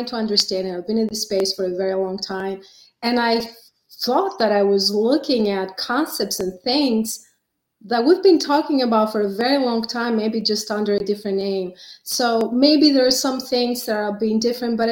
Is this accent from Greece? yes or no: yes; Greece; now in United States; I've been in the States for over 30 years, but I was born and raised in Greece